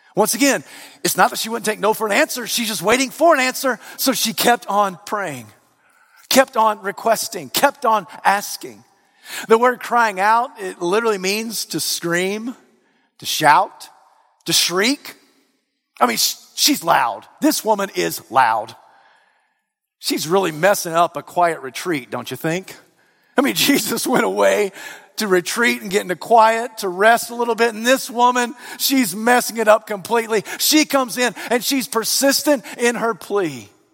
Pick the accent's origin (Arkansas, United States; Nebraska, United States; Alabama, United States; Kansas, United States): Alabama, United States; I'm from the region of Alabama